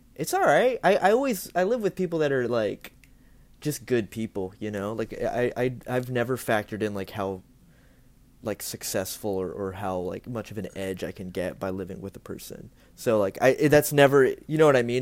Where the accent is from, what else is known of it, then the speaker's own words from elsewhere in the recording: Ocala, Florida, United States; I'm from Florida. I was born in, in Ocala